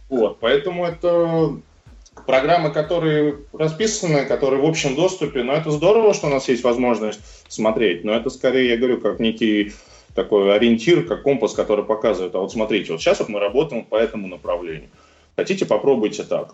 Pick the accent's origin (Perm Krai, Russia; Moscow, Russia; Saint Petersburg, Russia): Moscow, Russia; родился в Москве, учился в обычной московской школе